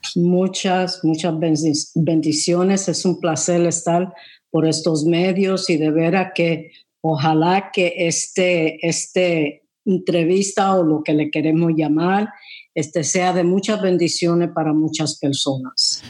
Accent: New York, United States; yo nací en Nueva York y ahí me crié también

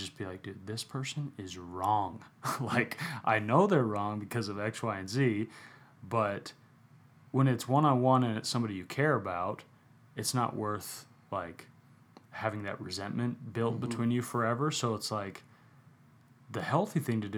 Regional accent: Phoenix, Arizona, United States; I grew up in Phoenix

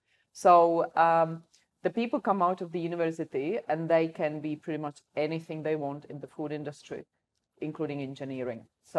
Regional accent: Czechia; now in Australia; I come from the Czech Republic

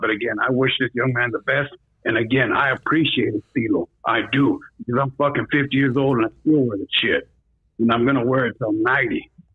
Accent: Northern California, United States; I'm from Northern California

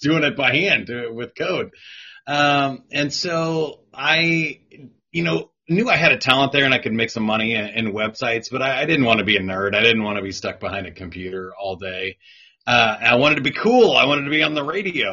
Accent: Kansas City, United States; I'm born and raised here in Kansas City

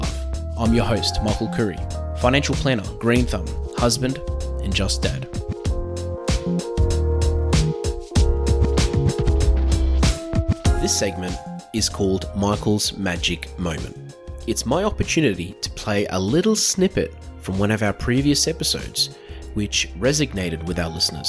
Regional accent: Australia

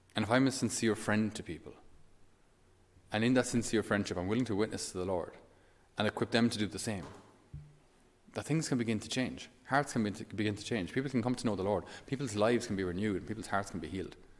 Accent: Ireland; us as Irish

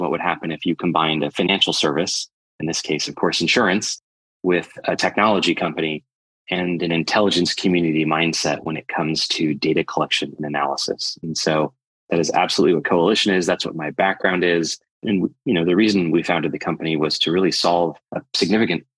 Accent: Midwestern United States, United States; moved away; also born or lived in London; I grew up in Midwestern United States

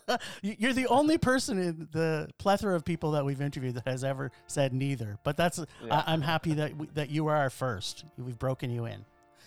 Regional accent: Canada; I'm Canadian

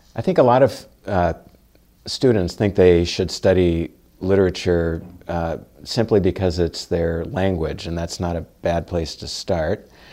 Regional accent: Louisville, Kentucky, United States; moved away; I grew up in Louisville, Kentucky

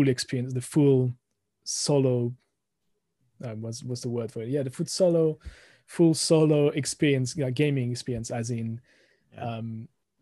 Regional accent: France; accent: thick French; English is a second language; moved away as an adult; now in United Kingdom; originally from France, as you can hear, the thick accent coming through the microphone. Moved to the UK about 20 years ago

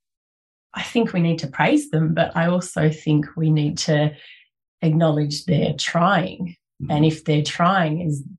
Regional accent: Blue Mountains, New South Wales, Australia; I grew up in the Blue Mountains, in the Lower Blue Mountains

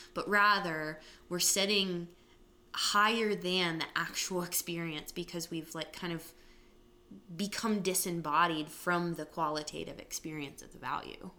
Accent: United States; we actually live as Americans

